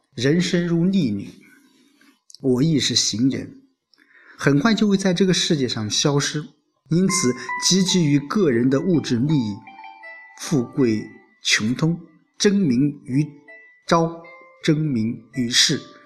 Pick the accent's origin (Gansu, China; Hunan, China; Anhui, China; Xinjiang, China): Anhui, China; Lu'an; now in Xuancheng, China; 回了一次老家。呃，我出生的地方